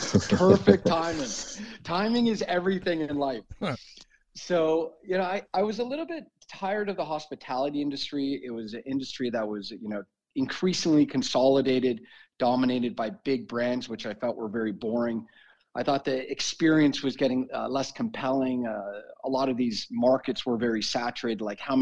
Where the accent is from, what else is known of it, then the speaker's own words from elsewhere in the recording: Newport Beach, California, United States; also born or lived in Russia; We're both from Newport Beach, California.